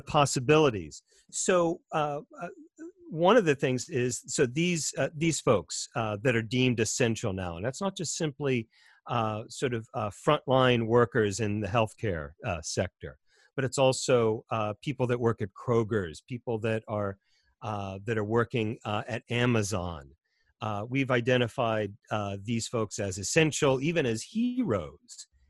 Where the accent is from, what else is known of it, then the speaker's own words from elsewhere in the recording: United States; as an American